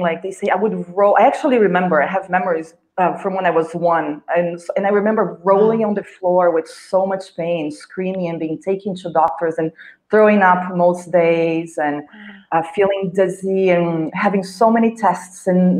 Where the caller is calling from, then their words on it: India; Yes. I am calling in from India.